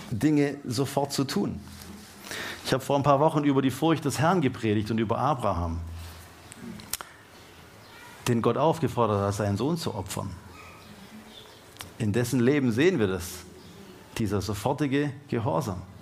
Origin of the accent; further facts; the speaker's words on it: Baden-Württemberg, Germany; Und jetzt denken wir natürlich als Deutsche und als Baden-Württemberger und als Schwaber halt mal.